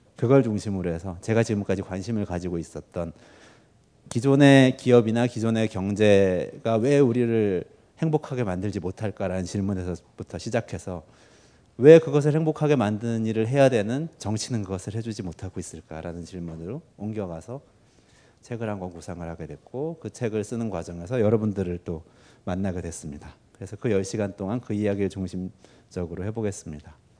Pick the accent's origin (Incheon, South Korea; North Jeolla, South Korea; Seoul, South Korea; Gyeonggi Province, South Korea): Seoul, South Korea; also born or lived in United States; 제가 지금 살고 있는 데가 제가 태어난 곳이거든요 동작구인데요 서울 동작구